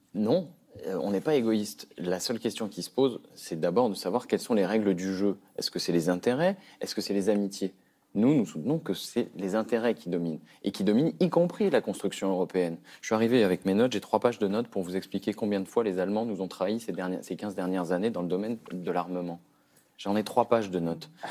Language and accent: French; France; en tant que Français